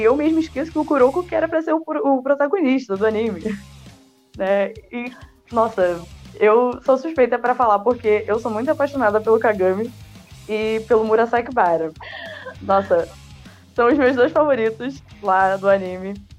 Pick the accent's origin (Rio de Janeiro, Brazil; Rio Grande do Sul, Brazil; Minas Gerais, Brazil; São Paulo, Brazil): Rio de Janeiro, Brazil; Eu sou da Jacarapaguá.